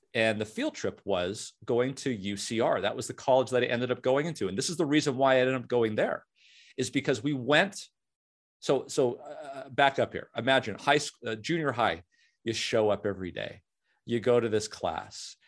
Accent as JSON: {"language": "English", "region": "Southern California", "country": "United States", "tie": "born or raised there", "also_born_or_lived": "Canada", "said": "a beautiful town in Southern California, uh, had a very old high school, very, uh, lot of tradition. And the, the, about a thousand kids in my high school class"}